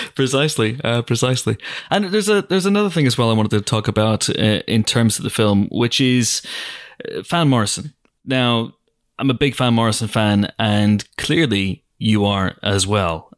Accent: Banbridge, Northern Ireland, United Kingdom; moved away; my life growing up in Banbridge

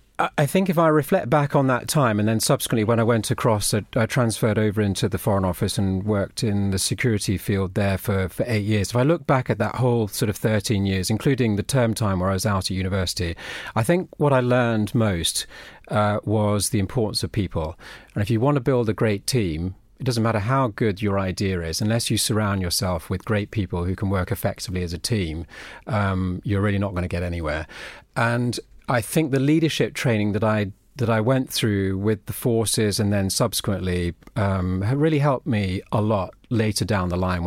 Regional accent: Brussels, Belgium; I've lived abroad nearly all my life. I grew up in Brussels, and my dad was working for a big, for the European division of a US publisher.

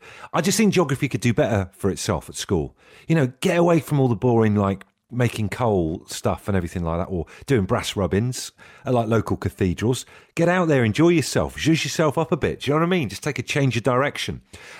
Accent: Trowbridge, South West England, United Kingdom; When I was a kid growing up in Trowbridge, or Trovegas, as we knew it as, going on for a long walk

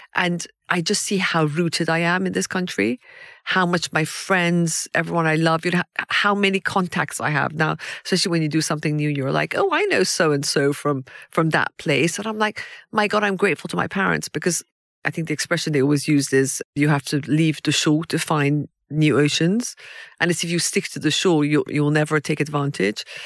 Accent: Iran; now in United Kingdom; I was born in Iran

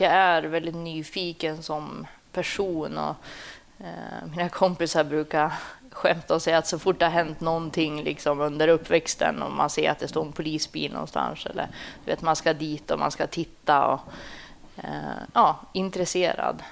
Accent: Sundsvall, Västernorrland County, Sweden; Jag är uppvuxen i Sundsvall.

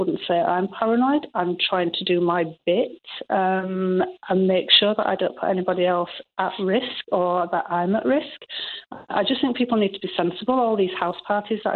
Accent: Yorkshire and the Humber, United Kingdom; accent: strong Yorkshire; moved away as an adult; now in Ireland; Strong Yorkshire accent

